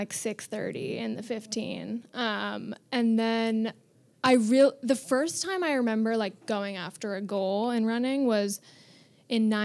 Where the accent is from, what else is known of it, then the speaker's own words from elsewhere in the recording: New York City, New York, United States; also born or lived in Vermont; Born and raised on 91st and Madison